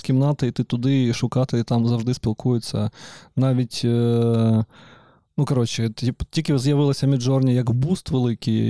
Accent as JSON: {"language": "Ukrainian", "town": "Donetsk", "region": "Donetsk Oblast", "country": "Ukraine", "moved": "yes", "said": "я ж з Донецька"}